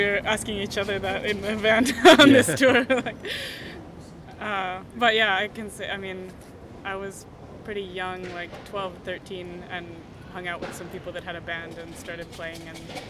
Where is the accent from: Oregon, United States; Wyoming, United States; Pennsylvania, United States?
Oregon, United States; Portland; now in Stockholm, Sweden; I'm from Portland, Oregon, in the US, from the beginning